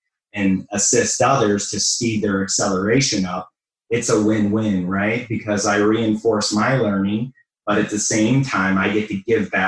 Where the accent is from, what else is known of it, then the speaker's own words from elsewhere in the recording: Ohio, United States; moved away as an adult; also born or lived in Metro Detroit, Michigan; now in Detroit, United States; I'm originally from Ohio